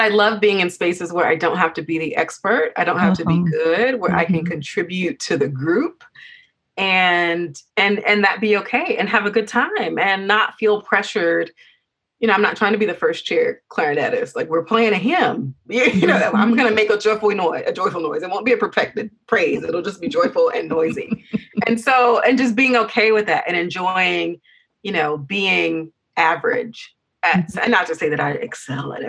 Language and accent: English; Georgia, United States; I'm from Georgia